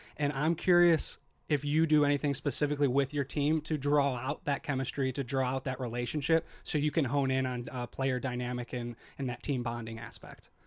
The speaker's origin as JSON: {"language": "English", "town": "Chicago", "region": "Illinois", "country": "United States", "moved": "as an adult", "said": "I'm from Chicago"}